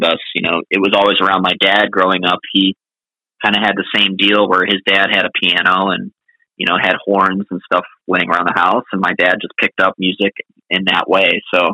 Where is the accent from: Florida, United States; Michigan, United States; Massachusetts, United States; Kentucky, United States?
Florida, United States; Clearwater; also born or lived in Boston / Nashville; going to fish with my dad on the pier in Clearwater where I grew up